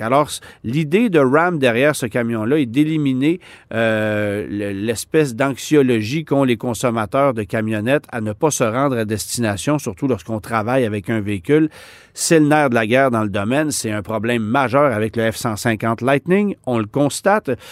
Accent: Canada; chez nous au Canada

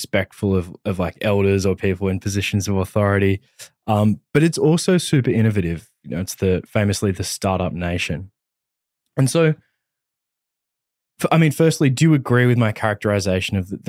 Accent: Australia; I'm an Australian

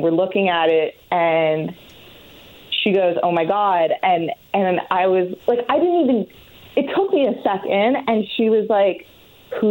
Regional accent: Canada; I'm Canadian

